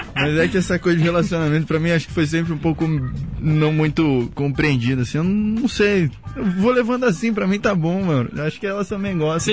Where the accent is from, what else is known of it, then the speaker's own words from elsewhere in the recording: Santos, São Paulo, Brazil; moved away; canal 1 ali, pia. Nasci e criei ali